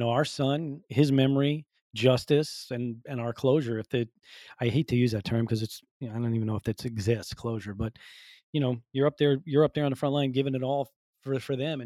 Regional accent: Northeast, United States; I'm from the Northeast.

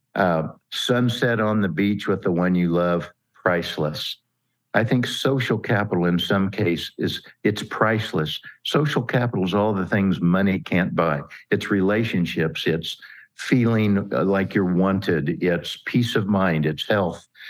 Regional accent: Kansas, United States; I'm a Kansas farm kid, grew up in a town of about four thousand folks.

